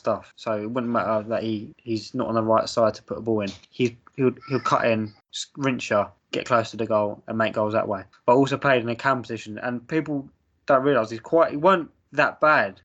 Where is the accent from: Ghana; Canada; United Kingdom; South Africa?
United Kingdom; England; we're from England. We watched the Prem growing up.